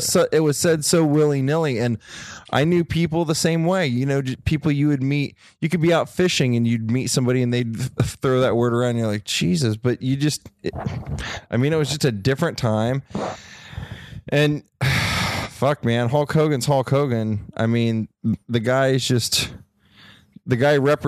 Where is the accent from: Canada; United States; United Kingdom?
United States; Ohio; I come from Ohio